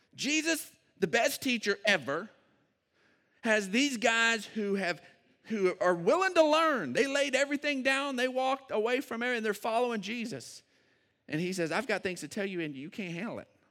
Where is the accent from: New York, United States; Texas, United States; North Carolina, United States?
Texas, United States; Odessa; moved away as an adult; now in San Angelo, United States; I grew up in Odessa